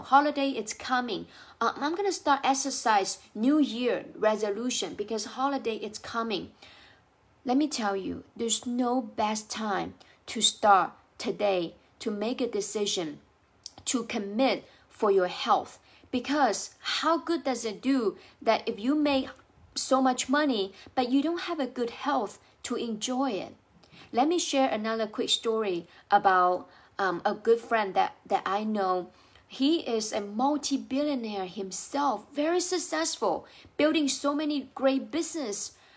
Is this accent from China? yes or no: yes; China; English is a second language; now in United States; I speak with an accent because I, I wasn't born in the U S, I was, uh, born and raised in China